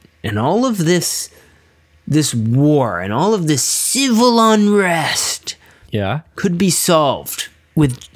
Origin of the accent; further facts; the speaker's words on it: Philadelphia, Pennsylvania, United States; Hailing from Philly